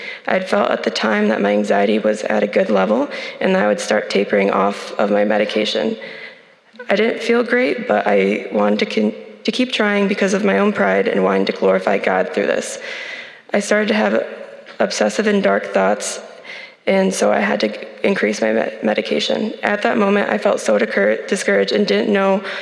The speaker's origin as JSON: {"language": "English", "town": "Grand Rapids", "region": "Michigan", "country": "United States", "tie": "born or raised there", "said": "Growing up in Grand Rapids"}